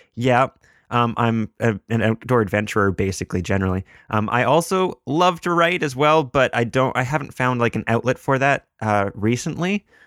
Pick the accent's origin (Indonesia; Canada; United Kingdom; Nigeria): Canada; I am a Canadian, which gives me a, a Canadian perspective